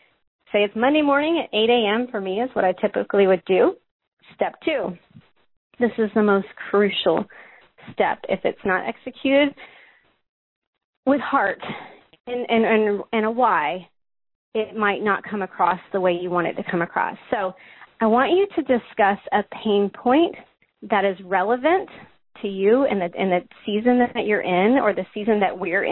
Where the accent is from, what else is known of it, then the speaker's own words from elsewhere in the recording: the South, United States; I'm from the South